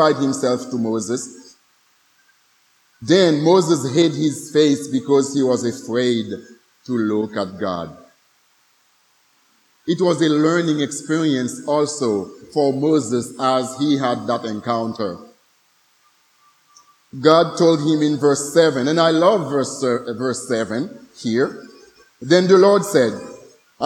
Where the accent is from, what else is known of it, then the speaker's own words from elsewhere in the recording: Haiti; some of us Haitians